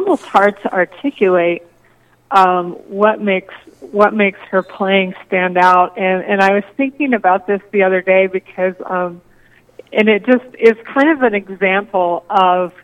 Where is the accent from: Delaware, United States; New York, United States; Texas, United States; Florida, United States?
Texas, United States; moved away as an adult; also born or lived in Iowa / Bemidji, Minnesota; now in Bismarck, United States; I'm originally from Texas. So I think I've now lived in the Midwest maybe longer than I lived in Texas